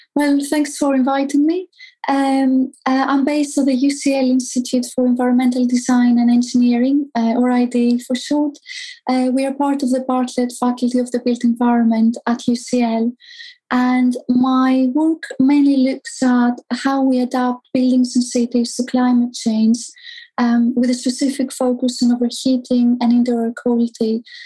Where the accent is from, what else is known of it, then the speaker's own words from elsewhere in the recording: Greece; moved away; also born or lived in Athens; I grew up in Greece, and as you know, it's it's quite hot there.